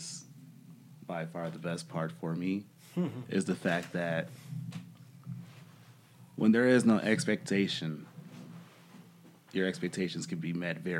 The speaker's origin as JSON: {"language": "English", "town": "Chicago", "region": "Illinois", "country": "United States", "said": "I'm 24, from Chicago"}